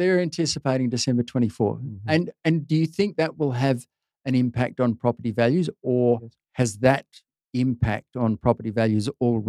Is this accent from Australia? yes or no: yes; Perth, Western Australia, Australia; as a Perthite